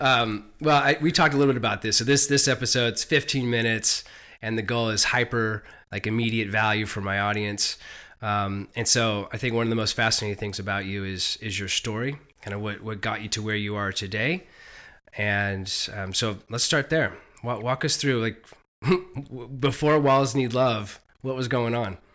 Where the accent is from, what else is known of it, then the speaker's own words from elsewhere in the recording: Silicon Valley, California, United States; I grew up in Silicon Valley